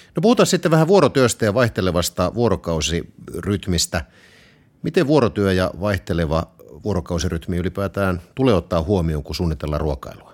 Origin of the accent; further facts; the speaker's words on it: Southwest Finland, Finland; Mä olen Varsinais-Suomesta. Meillä puhutaan vaan makkaraperunat.